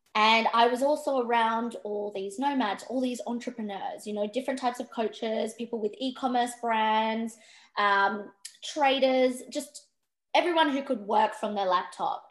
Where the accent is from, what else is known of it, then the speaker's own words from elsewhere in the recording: Perth, Western Australia, Australia; I grew up in Perth. Um, I was living up until I was about nine, 10, I was living up north of Western Australia. Um, and then we moved to Perth, me and my family.